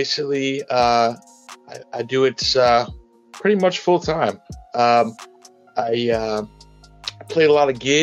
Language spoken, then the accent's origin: English; Walnut Creek, California, United States; I'm from Northern California. I grew up in the East Bay, which is about a 30-minute drive from San Francisco east, in a city called Walnut Creek.